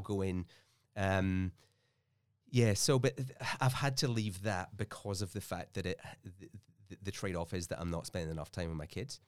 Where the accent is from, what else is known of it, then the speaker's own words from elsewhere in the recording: Scotland, United Kingdom; also born or lived in Melbourne, Australia; now in Australia; had this classic immigrant dilemma where we're both from Scotland and we're, like, over here